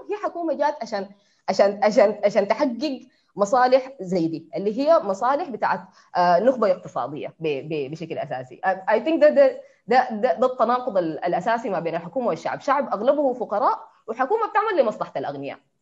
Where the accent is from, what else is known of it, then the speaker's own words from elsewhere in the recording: Sudan; انا مواطنه سودانيه من الشعب السوداني